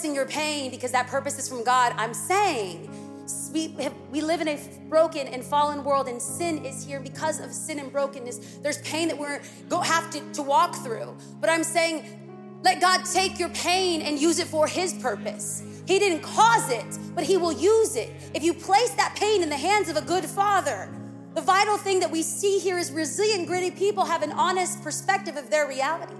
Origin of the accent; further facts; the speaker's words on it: California, United States; I'm from California